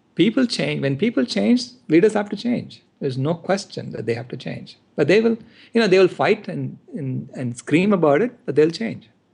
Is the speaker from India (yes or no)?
yes; India; now in United States; I was born in India and I'm here in the U S